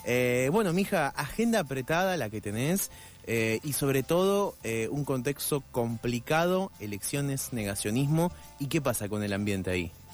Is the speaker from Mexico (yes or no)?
no; Argentina; los que habitamos Argentina somos los argentinos